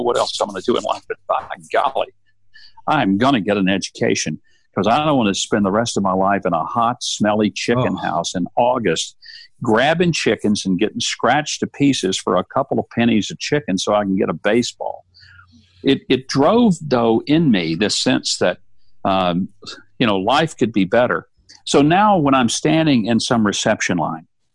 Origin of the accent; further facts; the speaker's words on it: South Arkansas, United States; I grew up dirt poor in South Arkansas